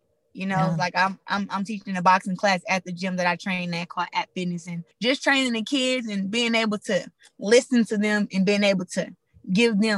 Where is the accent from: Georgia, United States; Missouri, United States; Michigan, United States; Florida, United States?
Michigan, United States; Flint; me growing up in Flint